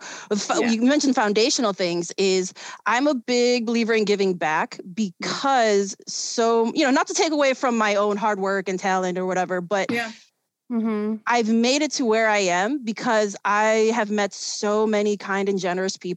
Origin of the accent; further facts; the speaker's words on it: Chicago, Illinois, United States; also born or lived in South Korea; I was born and raised in Chicago. I grew up in a neighborhood known as Hermosa